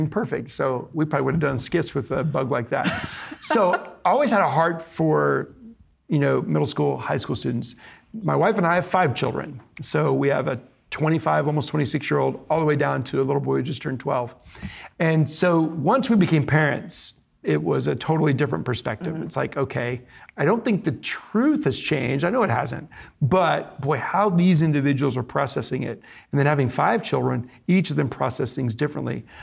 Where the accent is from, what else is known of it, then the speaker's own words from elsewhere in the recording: Bethany, Oklahoma, United States; moved away; I grew up in Bethany, across the lake